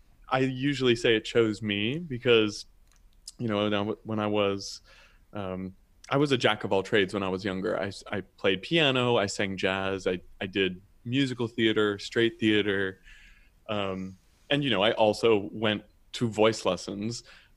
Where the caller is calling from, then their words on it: San Francisco, California, United States; I am calling from San Francisco, which is where I live. And I'm an American baritone.